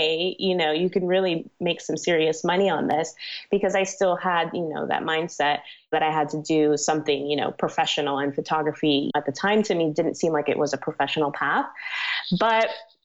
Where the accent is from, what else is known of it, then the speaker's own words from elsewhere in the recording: Miami, Florida, United States; also born or lived in New York; now in New York City, United States; I was born in New York, but I was raised in Miami, Florida. So that's pretty much where I say I'm always from